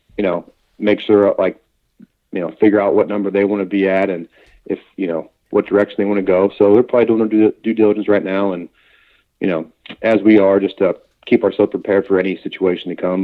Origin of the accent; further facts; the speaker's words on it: Cincinnati, Ohio, United States; We're, we're both from Cincinnati. We were born and raised there